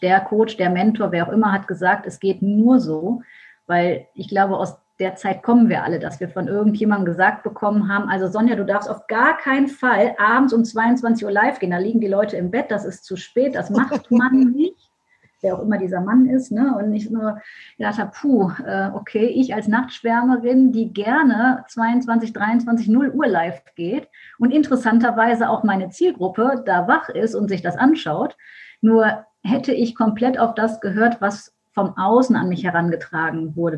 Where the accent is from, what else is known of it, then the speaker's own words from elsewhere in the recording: Düsseldorf, North Rhine-Westphalia, Germany; Ich komme aus Düsseldorf